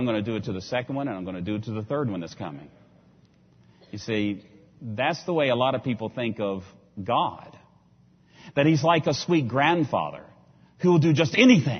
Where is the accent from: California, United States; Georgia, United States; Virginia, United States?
Virginia, United States; I come from Virginia